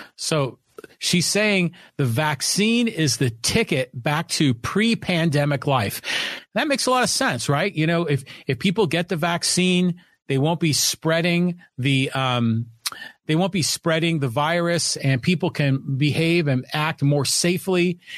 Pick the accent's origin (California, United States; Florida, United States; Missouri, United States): California, United States; Poway; here in my hometown of Poway